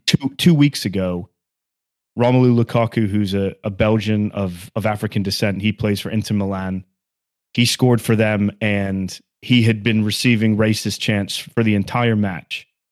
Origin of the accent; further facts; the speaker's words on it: Sunderland, North East England, United Kingdom; now in United States; I was born in Sunderland and I'm a Sunderland fan